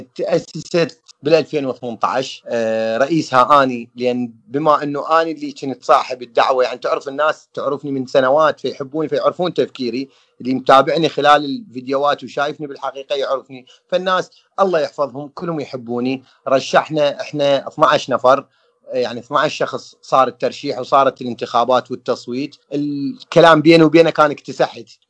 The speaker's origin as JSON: {"language": "Arabic", "country": "Iraq", "said": "احنا عراقيين"}